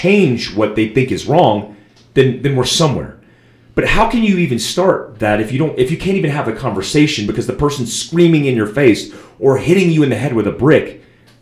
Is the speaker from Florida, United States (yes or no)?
yes; Daytona Beach, Florida, United States; I grew up in Bethune. I grew up across the street from Bethune-Cookman College, a black university.